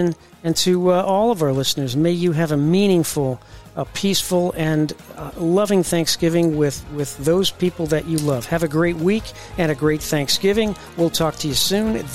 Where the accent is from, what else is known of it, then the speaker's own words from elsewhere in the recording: Indianapolis, Indiana, United States; moved away; also born or lived in Florida; I'm in Florida now, but going to be in Indianapolis, which is my hometown.